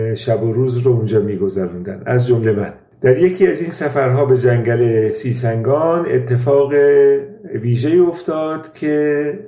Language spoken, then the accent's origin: Persian; Iran; moved away as an adult; now in Germany; من سال 1365 به آلمان مهاجرت کردم و از همون سال تا امروز هم در اروپا زندگی میکنم ولی ارتباط تنگاتنگ با ایران داشتم